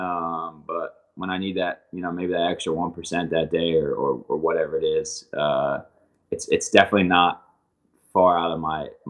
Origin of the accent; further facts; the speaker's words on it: New Jersey, United States; In New Jersey, you grow up